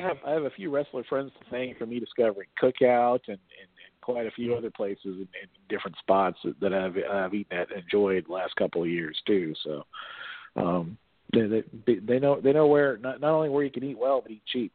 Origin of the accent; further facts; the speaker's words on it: Miami, Florida, United States; also born or lived in Texas; now in Louisville, United States; I was born and raised in Miami